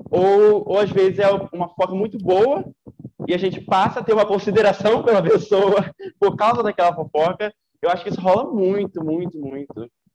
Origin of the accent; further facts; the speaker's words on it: Rio de Janeiro, Brazil; moved away as an adult; now in Ilhéus, Brazil; sou carioca e estudo aqui na Bahia, em Ilhéus